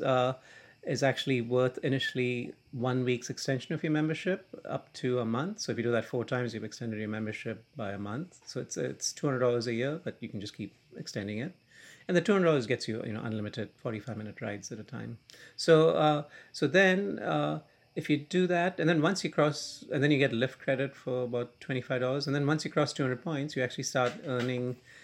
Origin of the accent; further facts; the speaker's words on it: India; now in New York City, United States; I grew up in India